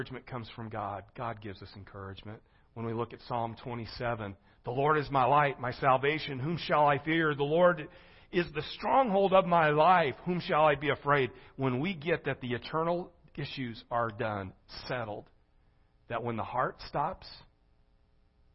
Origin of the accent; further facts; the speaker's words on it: Gering, Nebraska, United States; now in Springfield, Missouri, United States; When I grew up in Gearing, Nebraska